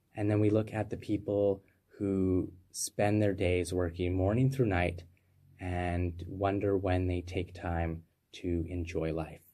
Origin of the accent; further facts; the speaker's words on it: Canada; I'm a Canadian free thought advocate